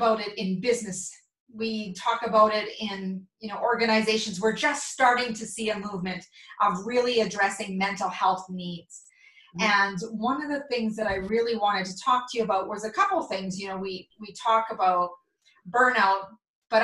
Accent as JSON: {"language": "English", "town": "Mundare", "region": "Alberta", "country": "Canada", "tie": "born or raised there", "said": "my hometown of Mundare, Alberta"}